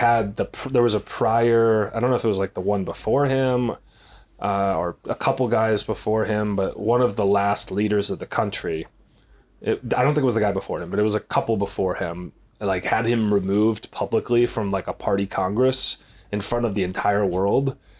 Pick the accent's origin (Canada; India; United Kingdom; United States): United States; we're American